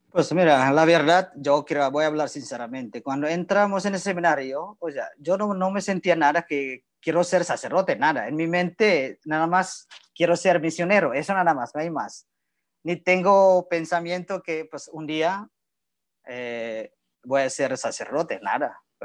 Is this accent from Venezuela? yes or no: no; Indonesia; Spanish is a second language; moved away as an adult; also born or lived in Nuevo Laredo, Mexico / Torreón, Mexico; now in Mexico; soy de Indonesia